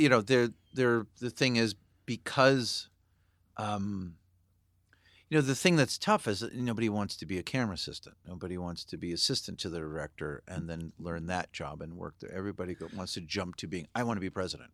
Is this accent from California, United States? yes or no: yes; Santa Barbara, California, United States; I grew up in Santa Barbara